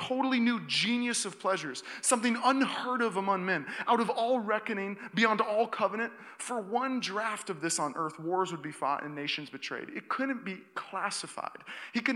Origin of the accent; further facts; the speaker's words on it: Seattle, Washington, United States; now in Walnut Creek, United States; I grew up in Seattle, Washington